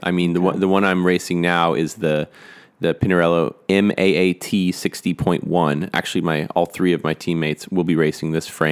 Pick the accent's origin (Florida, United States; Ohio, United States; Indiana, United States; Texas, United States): Texas, United States; Austin; I grew up in Austin